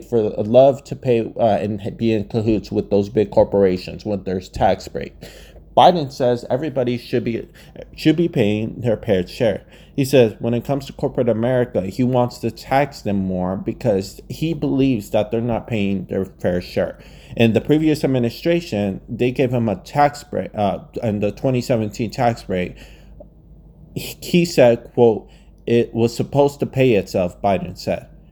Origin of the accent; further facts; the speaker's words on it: Arizona, United States; my home state of Arizona